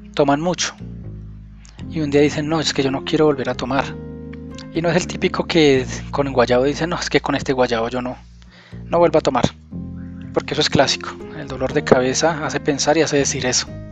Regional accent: Colombia; aquí en mi país, en Colombia

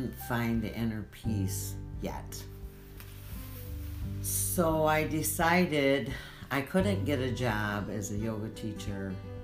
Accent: Michigan, United States; I'm from Michigan

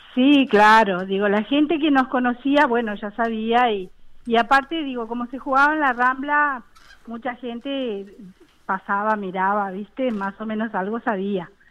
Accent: Montevideo, Uruguay; Yo soy uruguaya y vivo en el barrio Buceo

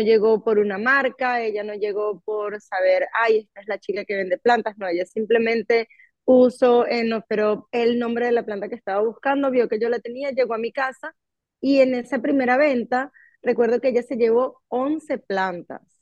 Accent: Venezuela; now in United States; yo soy venezolana, mis amistades son todos, eh, muchos venezolanos

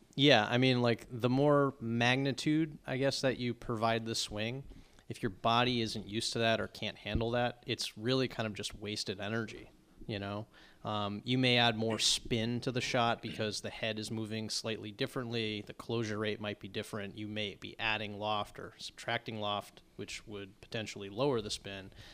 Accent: Longmeadow, Massachusetts, United States; I'm from Long Meadow, Massachusetts, not far from Chicopee, Mass

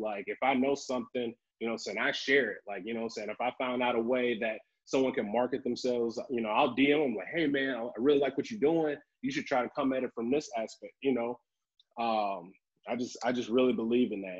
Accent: Tryon, Alabama, United States; moved away as an adult; also born or lived in Huntsville, Alabama; now in Ohio, United States; I'm originally from Tryon, Alabama. It's like a small little black community outside of Huntsville. And so I think we moved there when I was 4

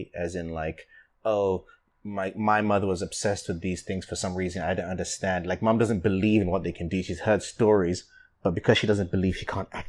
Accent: London, United Kingdom; moved away; the house I grew up in London

